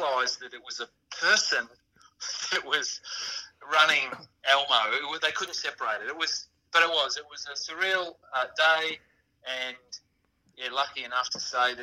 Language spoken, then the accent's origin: English; Geelong, Victoria, Australia; Growing up in Geelong in the late 70s, early 80s